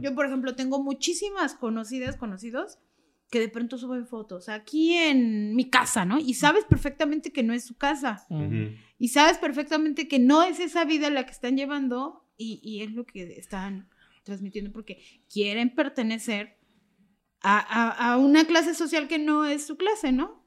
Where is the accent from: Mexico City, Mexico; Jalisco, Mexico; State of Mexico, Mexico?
Mexico City, Mexico; ya no vivo, pero soy originaria de la Doctores